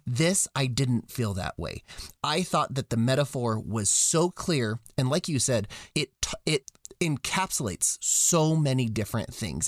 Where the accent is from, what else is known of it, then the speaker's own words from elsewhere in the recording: United States; as an American boy